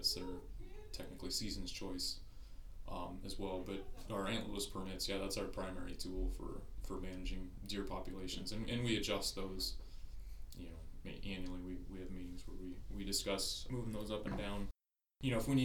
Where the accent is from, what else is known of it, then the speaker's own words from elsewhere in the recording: Sac, Nebraska, United States; growing up on Sac there, in the 80s